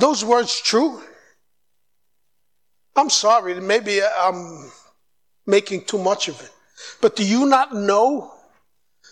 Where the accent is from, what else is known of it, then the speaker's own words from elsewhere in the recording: New York City, New York, United States; moved away as an adult; also born or lived in United Kingdom; now in Brazil; I grew up in New York